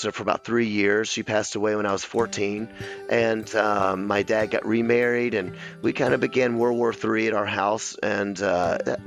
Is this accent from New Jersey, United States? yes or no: no; Memphis, Tennessee, United States; I was raised in a very kind of strict Memphis. I'm from Memphis, Tennessee